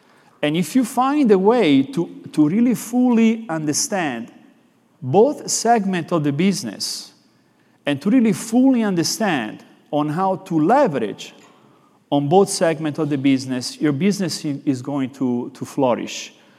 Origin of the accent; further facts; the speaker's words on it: Florence, Tuscany, Italy; accent: Italian; English is a second language; I'm actually from Florence, Italy, so I have this little bit of an accent